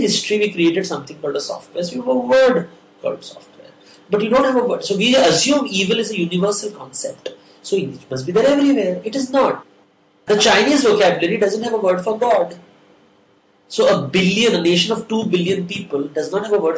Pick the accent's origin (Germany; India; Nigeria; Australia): India; I'm from India